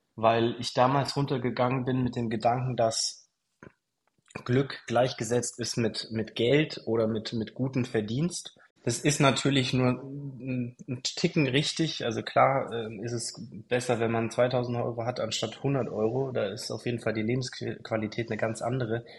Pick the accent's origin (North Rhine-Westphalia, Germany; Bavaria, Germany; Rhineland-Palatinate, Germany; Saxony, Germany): Bavaria, Germany; Kempten; moved away as an adult; also born or lived in Dubai / Mallorca; ich komme aus Kempten, das ist ein 80.000 Einwohner Dorf, ähm, Stadt